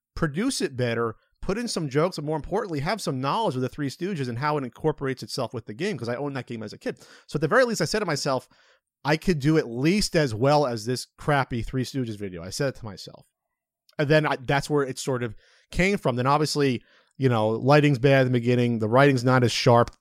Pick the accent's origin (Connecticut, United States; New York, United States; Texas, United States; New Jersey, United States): New Jersey, United States; moved away as an adult; I was from Central Jersey.